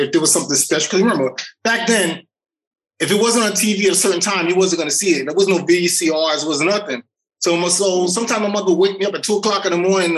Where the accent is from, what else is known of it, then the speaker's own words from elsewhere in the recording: New York City, New York, United States; moved away as an adult; I grew up in the South Bronx